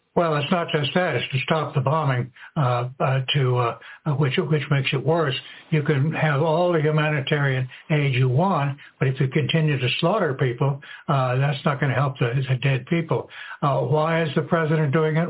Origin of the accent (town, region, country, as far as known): United States